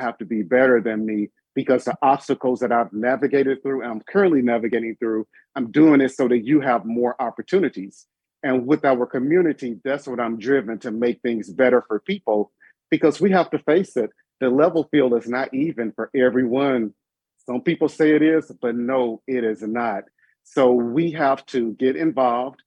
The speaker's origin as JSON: {"language": "English", "town": "Yazoo City", "region": "Mississippi", "country": "United States", "tie": "born or raised there", "also_born_or_lived": "Jackson, Mississippi", "moved": "as an adult", "said": "I was born and raised in the Mississippi Delta in a very small town named Yazoo City, Mississippi"}